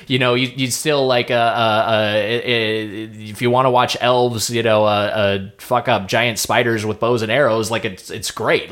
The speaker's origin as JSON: {"language": "English", "town": "Lakewood", "region": "California", "country": "United States", "tie": "born or raised there", "said": "my hometown was Lakewood, California, which is right by uh, right next to Long Beach"}